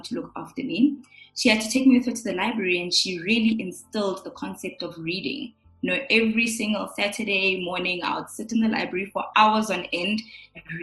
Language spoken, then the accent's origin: English; Johannesburg, Gauteng, South Africa; also born or lived in Pretoria / Midrand; born and bred in Johannesburg in Pretoria. I come from parents who are both Sotho, from Lesotho. I grew up initially with both my parents